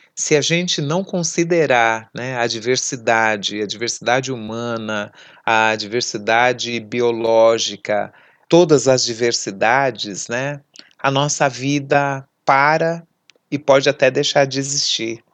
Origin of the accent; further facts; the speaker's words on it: São Paulo, Brazil; Eu venho da periferia leste da cidade de São Paulo, num bairro que o Estado só chegava por duas políticas